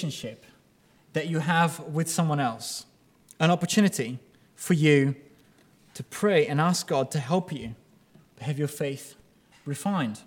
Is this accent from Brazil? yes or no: yes; Brazil; now in United Kingdom